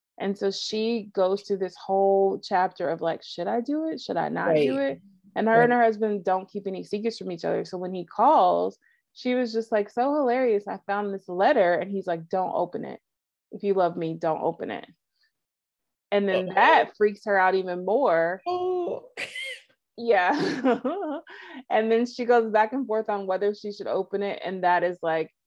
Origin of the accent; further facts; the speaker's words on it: United States; as an American that doesn't speak Russian